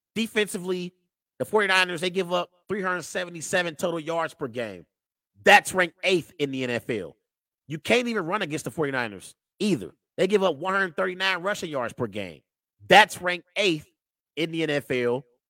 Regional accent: Cincinnati, Ohio, United States; I grew up, born and raised in Cincinnati.

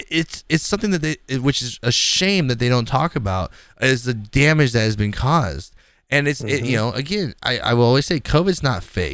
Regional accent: the South, United States; I'm from the South, motherfucker. We have bugs more dangerous than this.

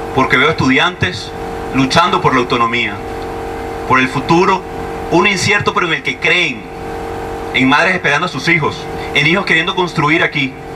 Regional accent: Venezuela; como sociedad, como venezolanos, como familia

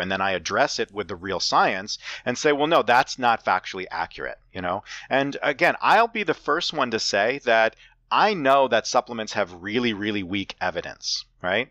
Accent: Saugerties, New York, United States; our hometown of Saugerties, New York

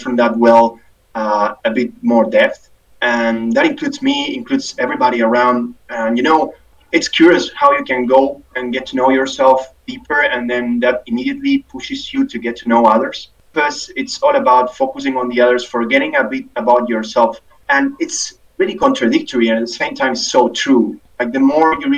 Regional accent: Argentina; moved away as an adult; also born or lived in Dubai, United Arab Emirates; now in Singapore; past 10 years away from my home country, Argentina

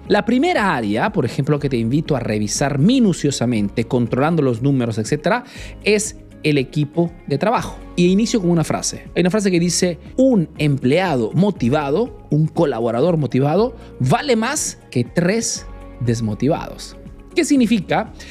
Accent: Peru; now in Italy

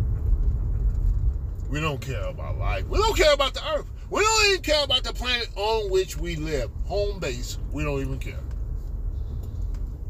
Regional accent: Midwest, United States; now in California, United States; I was born in the Midwest. I was raised in the Midwest.

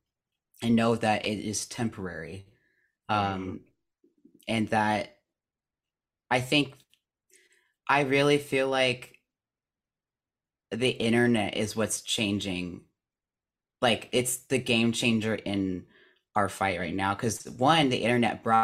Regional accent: California, United States; living in Hollywood, granted, and also just being born and raised in California

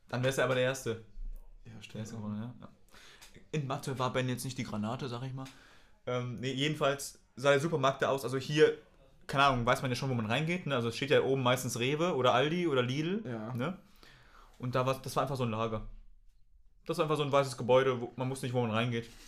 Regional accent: Brühl, North Rhine-Westphalia, Germany; in Brühl, meine Heimat

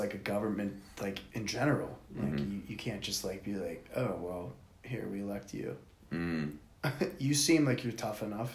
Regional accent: Freeport, United States; also born or lived in Indiana; I grew up in Indiana until I was in like the third grade and we moved to Freeport

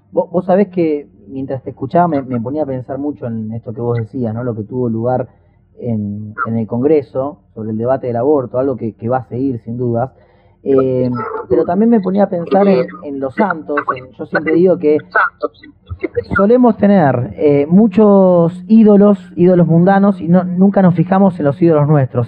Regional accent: Argentina; tenemos los argentinos raíces católicas

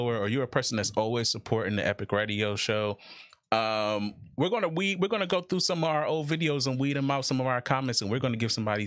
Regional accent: Ohio, United States; we're from Ohio

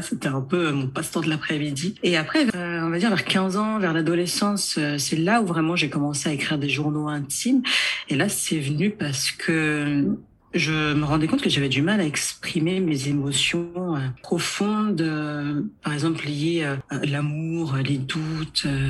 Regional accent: Nanterre, Île-de-France, France; also born or lived in United States; J'ai grandi à Nanterre

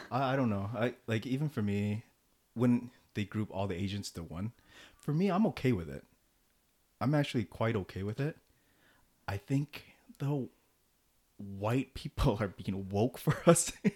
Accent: United States; despite being born and raised in America

